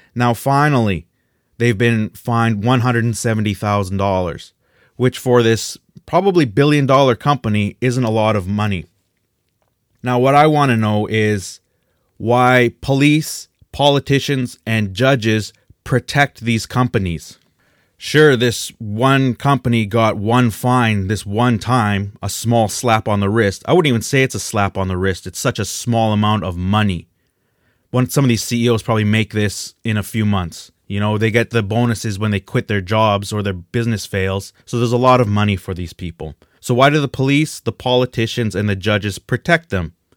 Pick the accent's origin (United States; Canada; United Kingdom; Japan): Canada; we're Canadian